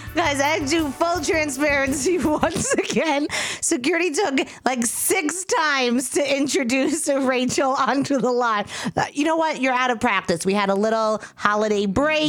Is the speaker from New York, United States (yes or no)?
yes; New York, United States; accent: New York